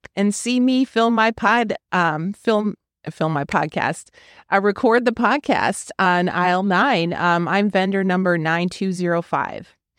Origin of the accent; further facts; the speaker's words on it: Wisconsin, United States; now in Fort Worth, United States; I'm from Wisconsin, so I am not native to here